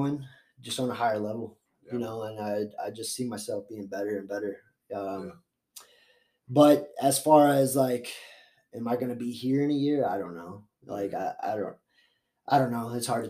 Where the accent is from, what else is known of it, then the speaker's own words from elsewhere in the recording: Florida, United States; I'm a Florida boy. So I grew up half in Florida, half here.